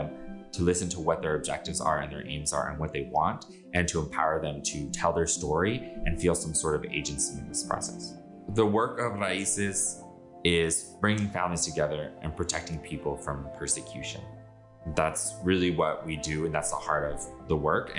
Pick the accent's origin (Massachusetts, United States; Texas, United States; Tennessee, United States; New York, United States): Texas, United States; Rio Grande Valley; I'm from the Rio Grande Valley, which is on the border and is majority Latinx